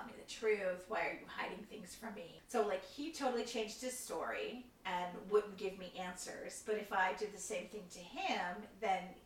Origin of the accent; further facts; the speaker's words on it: Chicago, Illinois, United States; we're from Chicago. So we have very distinct issues about pizza. People argue about pizza. It's an actual thing here.